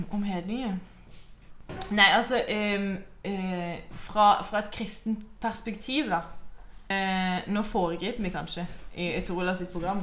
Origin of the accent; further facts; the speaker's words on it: Mandal river valley, Agder, Norway; der jeg kommer fra, eh, så går det ei elv. Mandalselva